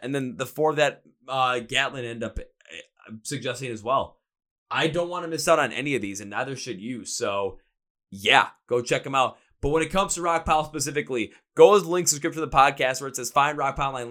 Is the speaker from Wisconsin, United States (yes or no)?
yes; Milwaukee, Wisconsin, United States; I'm from Milwaukee, Wisconsin. I'm from where beer is like water here